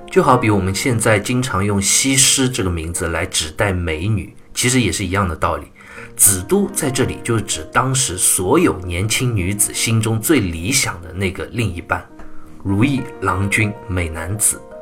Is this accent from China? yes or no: yes; China; 我们中国人